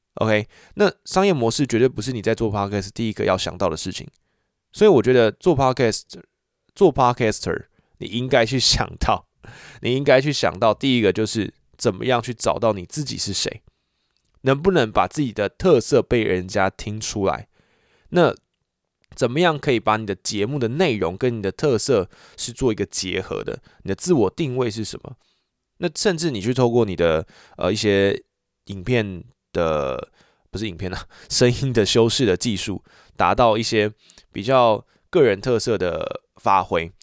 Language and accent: Chinese; Taichung, Taiwan; 我就是台中人